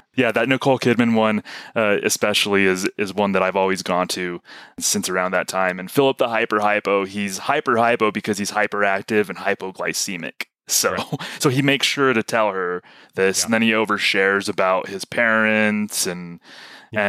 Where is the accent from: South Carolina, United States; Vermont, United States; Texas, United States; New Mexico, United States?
New Mexico, United States; I'm from New Mexico